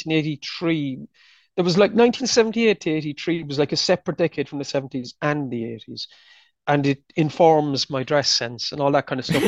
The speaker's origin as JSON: {"language": "English", "country": "Ireland", "said": "being there as an Irishman"}